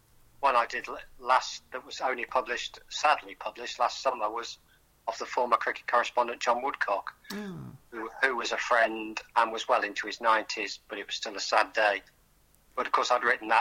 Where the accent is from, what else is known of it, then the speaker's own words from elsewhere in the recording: Tamworth, West Midlands, United Kingdom; moved away; The most famous thing in my hometown in terms of manufacturing was Reliant Cars